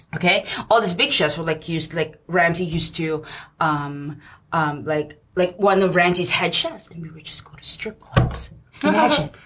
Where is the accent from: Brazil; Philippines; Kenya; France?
Philippines; now in New York, United States; I'm Filipino